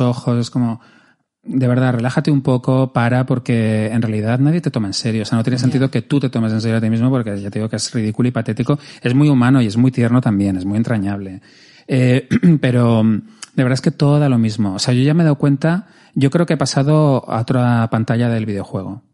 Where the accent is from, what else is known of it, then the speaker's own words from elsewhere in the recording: Madrid, Community of Madrid, Spain; yo que soy madrileño